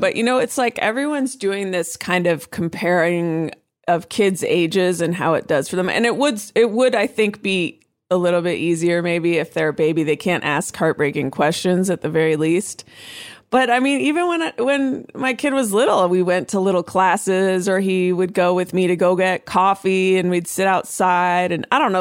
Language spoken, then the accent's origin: English; Oakland, California, United States; I'm from Oakland, I'm from the Bay Area